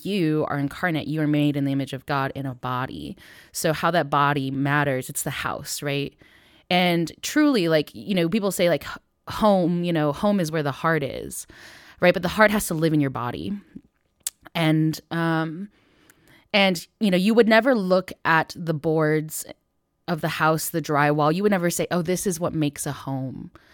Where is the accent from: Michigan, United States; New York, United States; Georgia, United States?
Michigan, United States; Northville; born or raised there